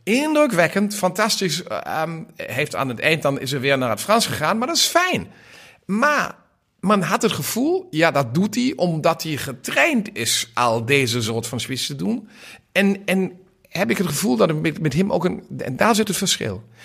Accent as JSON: {"language": "Dutch", "country": "Germany", "said": "als Duitse Liberaal"}